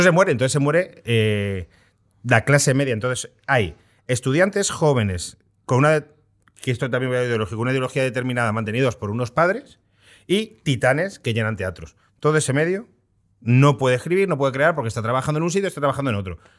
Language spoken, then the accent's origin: Spanish; Móstoles, Community of Madrid, Spain; also born or lived in Zamora; yo me he criado en Móstoles